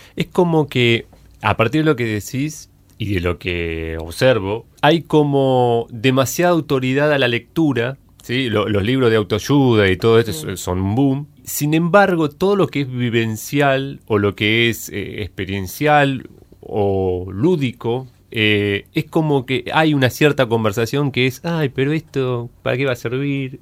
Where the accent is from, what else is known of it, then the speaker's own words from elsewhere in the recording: Azul, Buenos Aires Province, Argentina; de donde yo soy, nací en Azul